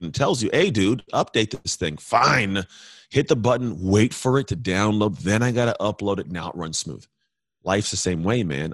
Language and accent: English; United States; I'm American